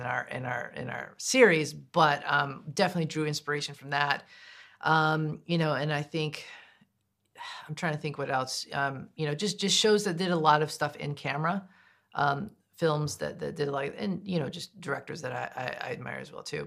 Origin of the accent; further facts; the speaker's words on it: United States; I am indigenous, I am American, but I'm not deaf.